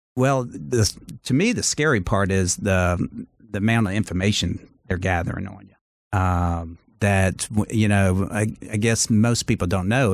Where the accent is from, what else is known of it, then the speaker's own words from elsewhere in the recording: Charleston, South Carolina, United States; moved away as an adult; also born or lived in Los Angeles; I grew up in Charleston.